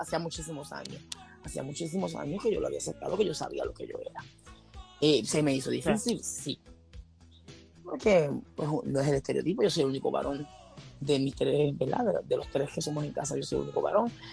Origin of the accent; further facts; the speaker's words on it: Puerto Rico; aquí en Puerto Rico, pues, los, los, que somos boricuas